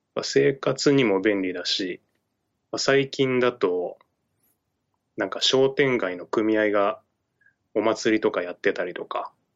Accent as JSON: {"language": "Japanese", "region": "Shimane", "country": "Japan", "tie": "born or raised there", "moved": "yes", "lives_now": "Tokyo, Japan", "said": "俺の地元、まあ、島根県の超ど田舎の地元"}